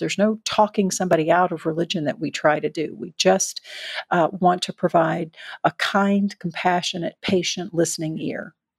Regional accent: the South, United States; I was raised in the South

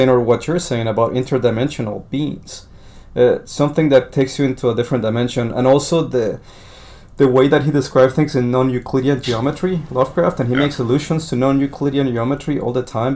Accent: Colombia; now in United States; I was born in Colombia

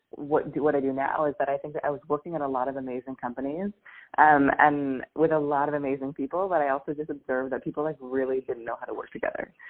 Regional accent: Seattle, Washington, United States; moved away as an adult; also born or lived in New York; I'm from Seattle

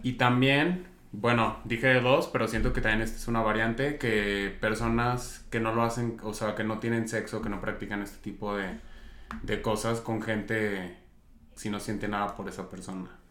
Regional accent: Zacatecas, Mexico; vengo de Zacatecas

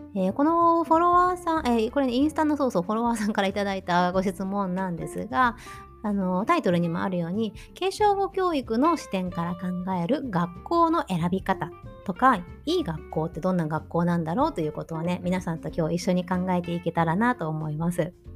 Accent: Tokushima, Japan; now in Germany; 私は徳島県の田舎出身なんですけど四国の徳島県ね

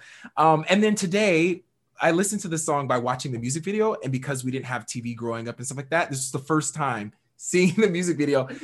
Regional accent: Missouri, United States; also born or lived in Washington State; I moved from Washington State to Missouri

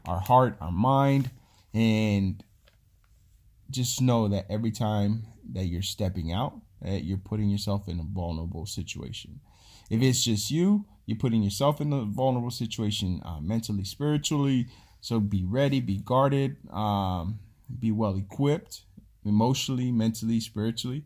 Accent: California, United States; moved away; I'm from California.

